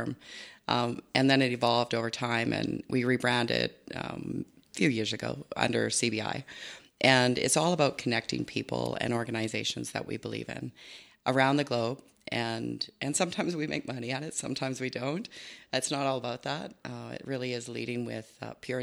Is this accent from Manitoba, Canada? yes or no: no; Spruce View area near Sundre, Alberta, Canada; also born or lived in Innisfail, Alberta; born in Innisfil and grew up on a farm close to Sundry, Spruce View area